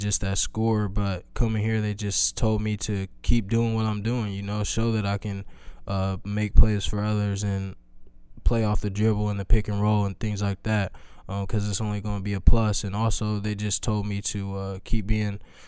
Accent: Indiana, United States; I grew up in Indiana

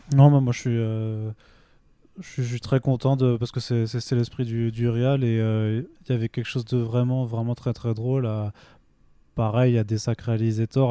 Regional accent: Vendenheim, Grand Est, France; now in Paris, France; je viens d'un petit village d'Alsace

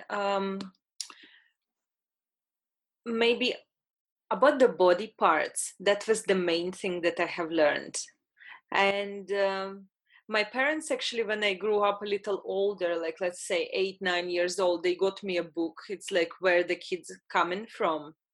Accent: Latvia; I'm Russian, born in Latvia.

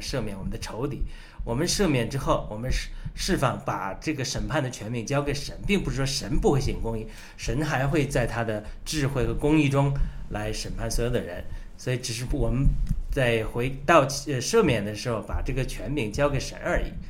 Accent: China; 我们中国人深受共产党迫害的

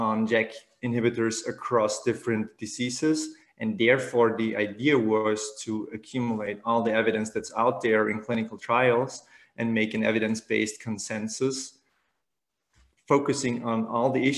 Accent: Vienna, Austria; I am from Vienna and we're working at the Medical University of Vienna

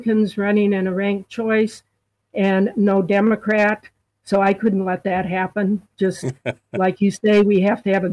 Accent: Wisconsin, United States; moved away as an adult; also born or lived in Alaska / Washington, D.C.; now in Anchorage, United States; I grew up in Wisconsin, went to the University of Wisconsin

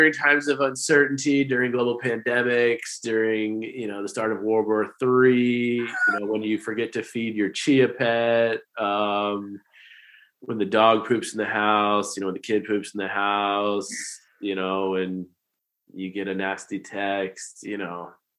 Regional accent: East Coast, United States; Yes, but for my fellow people, we can't forget over, because I grew up on the East Coast, we can't forget the flyover states, the Midwest.

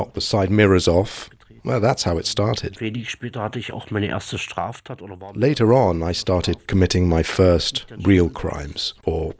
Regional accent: Saxony, Germany; I'm originally from Saxony in the former East Germany.

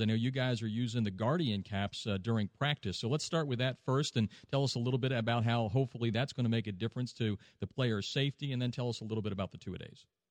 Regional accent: Pennsylvania, United States; moved away; I'm from Pennsylvania.

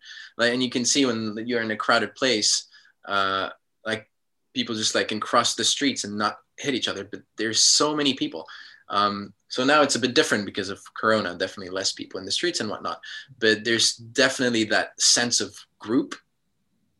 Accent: Switzerland; moved away as an adult; also born or lived in United States / New York / Los Angeles / Chicago; now in Japan; I grew up in Switzerland, but then I lived in America for the past 10 years, and now I'm living in Japan

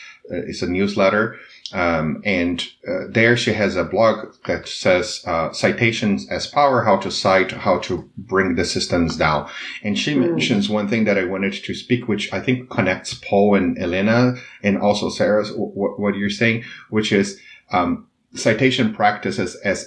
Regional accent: Brazil; English is a second language; I knew from a very early age that in Brazil, that if I didn't speak English, I wouldn't be able to climb the social ladder.

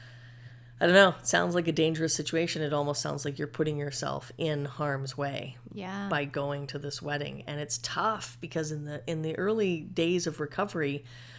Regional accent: Canada; I'm Canadian. I was just born here.

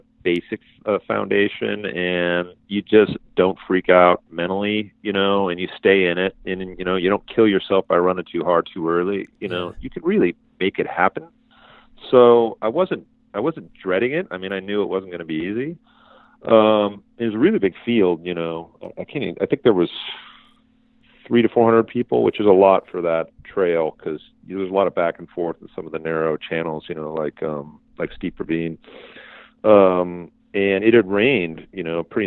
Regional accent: Illinois, United States; moved away; I was born in Illinois, and I spent my, early years there

